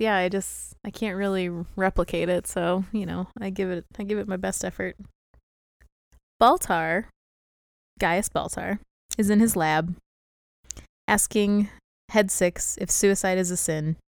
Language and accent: English; St. Louis, Missouri, United States; accent: Southern; I'm from Saint Louis, not, like, Louisiana